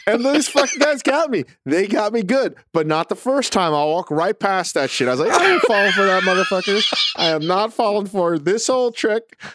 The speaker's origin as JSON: {"language": "English", "town": "Vienna", "region": "Virginia", "country": "United States", "tie": "born or raised there", "said": "growing up in Northern Virginia, in Vienna"}